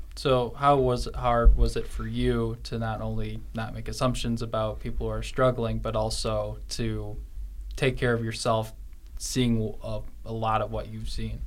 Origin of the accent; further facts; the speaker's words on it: Illinois, United States; I'm from Illinois